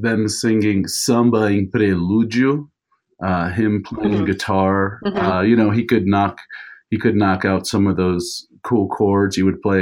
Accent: Maryland, United States; first language Portuguese; English is a second language; moved away as an adult; also born or lived in Maine / Colorado; I grew up in like suburban white Maryland

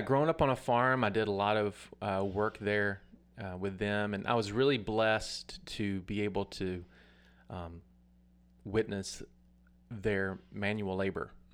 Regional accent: Atmore, Alabama, United States; I'm from Atmore, Alabama. Uh, grew up on a farm

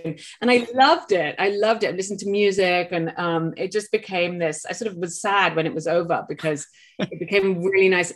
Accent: England, United Kingdom; now in Maine, United States; I'm English by birth

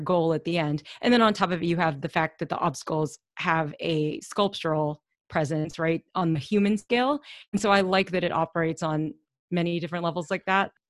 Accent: Louisville, Kentucky, United States; we grew up in Louisville

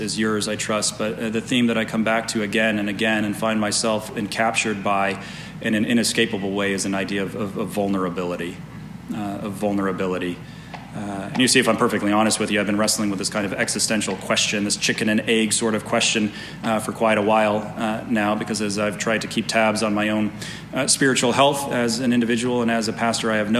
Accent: Las Vegas, Nevada, United States; now in Reno, United States; I grew up in Las Vegas

